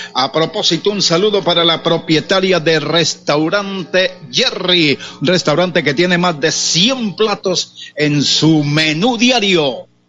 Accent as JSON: {"language": "Spanish", "town": "San Vicente de Chucurí", "region": "Santander", "country": "Colombia", "also_born_or_lived": "Barrancabermeja", "said": "de San Vicente de Chucurí, de la capital del Oro Negro, Barranca Bermeja, mi tierra querida"}